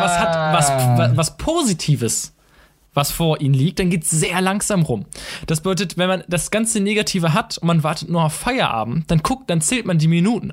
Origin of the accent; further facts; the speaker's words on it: Münster, North Rhine-Westphalia, Germany; ich komme aus Münster